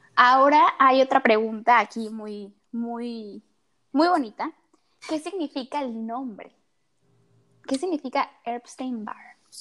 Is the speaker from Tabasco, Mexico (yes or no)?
yes; Tabasco, Mexico; moved away as an adult; also born or lived in Monterrey; yo estudio en Monterrey, pero yo nací en Tabasco, entonces yo vivo aquí en Tabasco